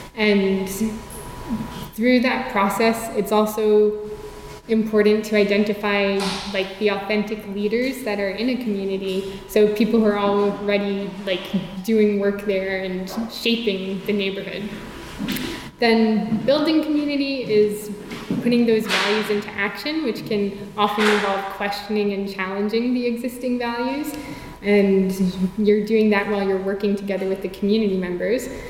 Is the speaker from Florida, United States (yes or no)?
no; New York City, New York, United States; growing up in South Richmond Hill in Queens